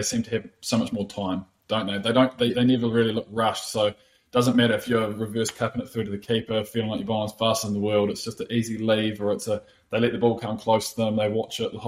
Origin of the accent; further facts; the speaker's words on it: Christchurch, Canterbury, New Zealand; also born or lived in England; we grew up in Christchurch, like you mentioned, and every winter was rugby